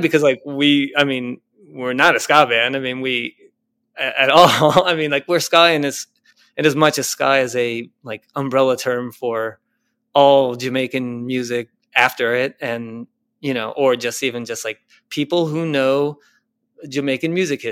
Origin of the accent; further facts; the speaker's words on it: Argentina; I'm from Argentina